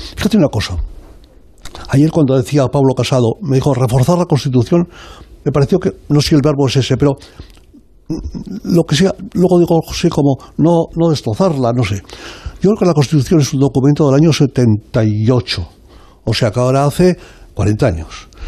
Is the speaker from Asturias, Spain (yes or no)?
no; Zaragoza, Aragon, Spain; moved away; also born or lived in Sant Quirze Safaja; soy yo de Zaragoza, yo soy de allí